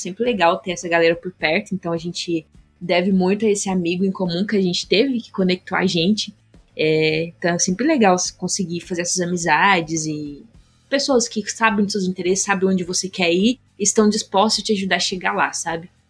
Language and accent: Portuguese; interior of Minas Gerais, Brazil; moved away as an adult; also born or lived in San Francisco; eu sou do interior de Minas Gerais, uma cidade super pequena